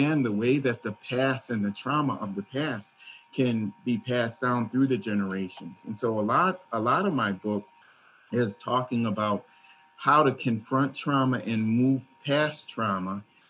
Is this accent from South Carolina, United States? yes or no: no; Minnesota, United States; when I was raised in Minnesota